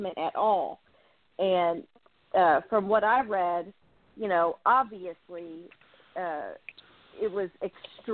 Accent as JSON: {"language": "English", "town": "Dallas", "region": "Texas", "country": "United States", "tie": "born or raised there", "also_born_or_lived": "Rockwall, Texas", "said": "I grew up in Rockwall, but I also grew up in Oak Cliff"}